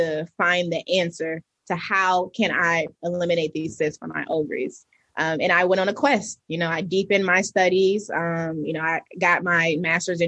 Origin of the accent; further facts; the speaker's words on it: New Jersey, United States; now in Atlanta, United States; I'm originally from New Jersey